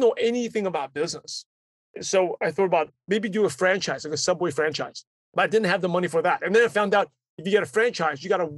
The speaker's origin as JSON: {"language": "English", "town": "New York City", "region": "New York", "country": "United States", "tie": "born or raised there", "second_language": "English", "moved": "as an adult", "lives_now": "Los Angeles, United States", "said": "I grew up in Brooklyn, New York. English is my third language"}